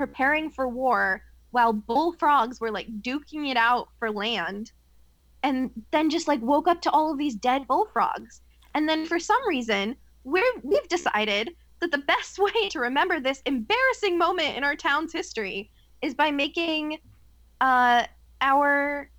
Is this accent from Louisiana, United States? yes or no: no; Willimantic, Connecticut, United States; moved away; So my hometown, small little town in Connecticut, we're right off of a tributary of the Connecticut River. It's a town called Willimantic